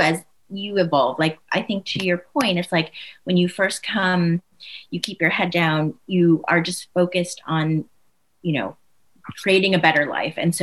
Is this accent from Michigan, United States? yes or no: yes; Michigan, United States; I was born here. I was born in Michigan in a very homogenous community.